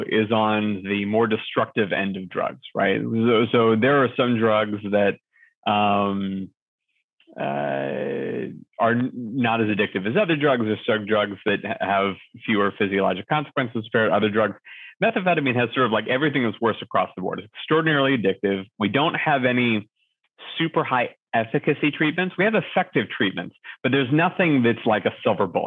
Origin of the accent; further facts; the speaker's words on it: Los Angeles, California, United States; I grew up in Los Angeles.